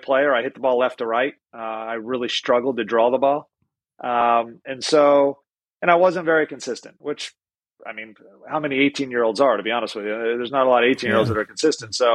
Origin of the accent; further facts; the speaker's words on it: Pennsylvania, United States; moved away as an adult; now in Florida, United States; I grew up in the North